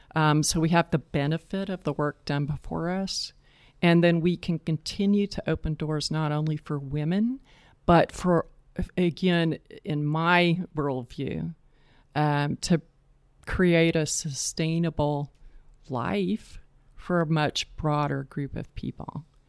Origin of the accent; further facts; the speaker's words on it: East Point, Georgia, United States; moved away as an adult; also born or lived in Boston / Atlanta; now in Charlotte, United States; I was born in Charlotte, but I grew up in East Point, Georgia, which is on the south side of Atlanta.